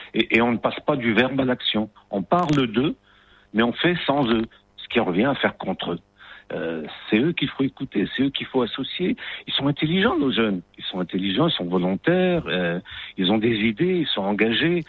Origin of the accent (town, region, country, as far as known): Morocco